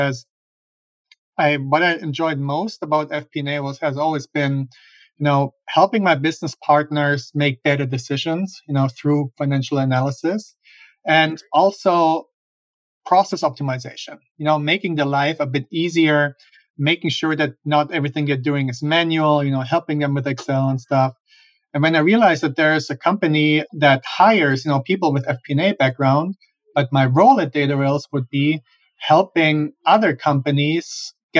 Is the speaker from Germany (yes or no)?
yes; Germany; moved away as an adult; now in United States; I'm originally from Germany. That's where I grew up and where I have my accent from